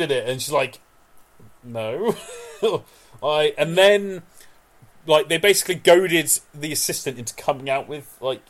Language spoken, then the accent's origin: English; British / English, from the UK, England, United Kingdom; because we're British.